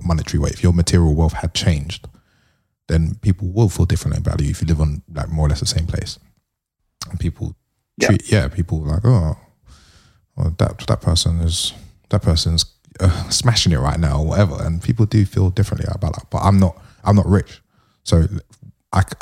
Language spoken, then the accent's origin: English; London, United Kingdom; the way I grew up in London